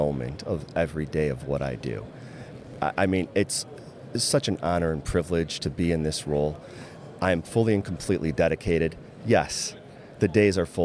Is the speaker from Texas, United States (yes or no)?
no; Dearborn, Michigan, United States; I grew up in Dearborn, Michigan, on a busy road, Telegraph Road